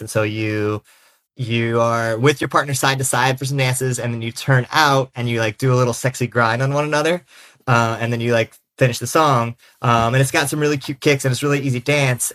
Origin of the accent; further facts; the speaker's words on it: South Carolina, United States; now in Philadelphia, United States; I'm a sixth-generation Carolinian